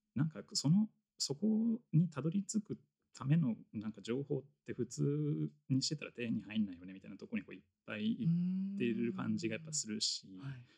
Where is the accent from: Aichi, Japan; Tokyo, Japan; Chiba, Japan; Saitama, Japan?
Tokyo, Japan; 僕高校が、まあ、東京の出身